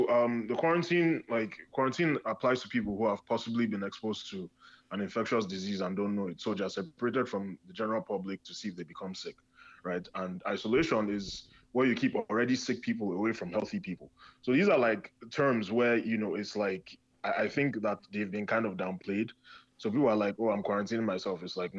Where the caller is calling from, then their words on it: Chicago, Illinois, United States; Oh, I'm coming from Chicago.